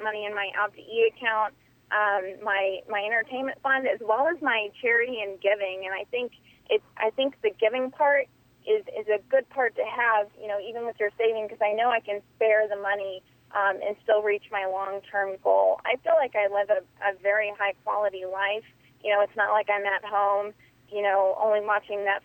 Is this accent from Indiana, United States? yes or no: yes; Indiana, United States; I grew up in Indiana. I grew up on a cattle farm.